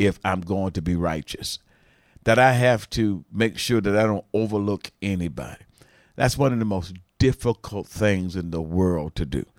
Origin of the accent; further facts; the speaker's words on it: United States; I was from the States in the eighties, in the nineties